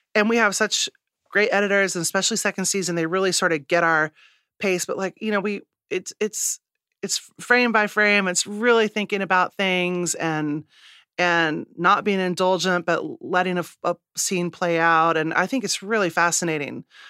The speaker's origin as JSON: {"language": "English", "region": "Midwest", "country": "United States", "also_born_or_lived": "New York", "moved": "yes", "said": "I'm a Midwesterner"}